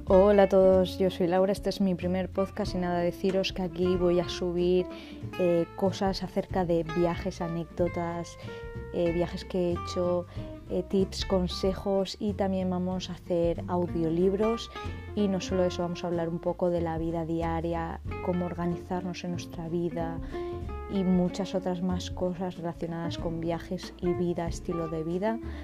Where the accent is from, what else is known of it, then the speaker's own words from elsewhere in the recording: Spain; soy de España